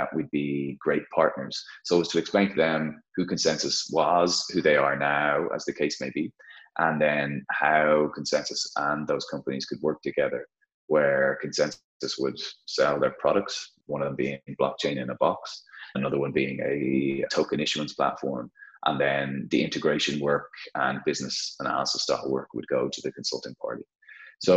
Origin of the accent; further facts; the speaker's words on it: Dublin, Leinster, Ireland; I thought I may never get a chance to start the business in my home city, in my home country.